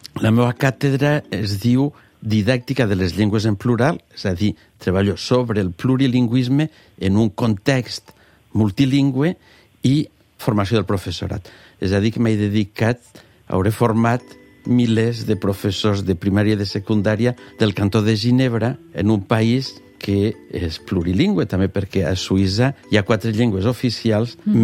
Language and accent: Catalan; Morella, Valencian Community, Spain; moved away as an adult; also born or lived in Geneva, Switzerland / Alicante; Jo sóc de Morella